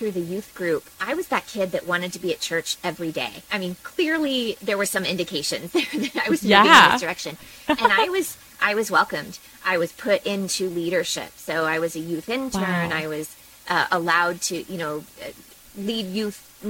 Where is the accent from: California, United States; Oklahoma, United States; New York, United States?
Oklahoma, United States; Oklahoma City; I grew up in Oklahoma City